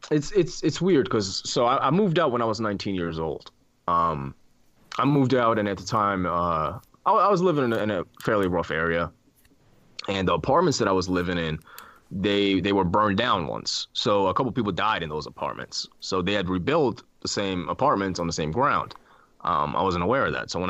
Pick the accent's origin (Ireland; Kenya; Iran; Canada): Iran; born there; I was born in Iran